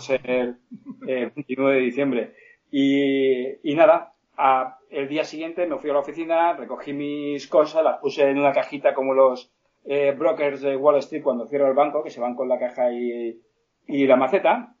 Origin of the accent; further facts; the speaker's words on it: Petrer, Valencian Community, Spain; Yo soy de un pueblo que se llama Petrel, en Alicante